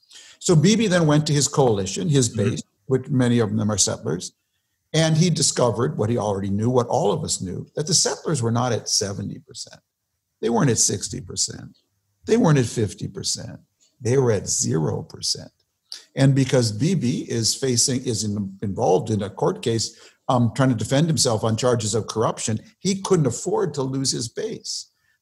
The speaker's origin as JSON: {"language": "English", "region": "Minnesota", "country": "United States", "tie": "born or raised there", "said": "growing up in Minnesota"}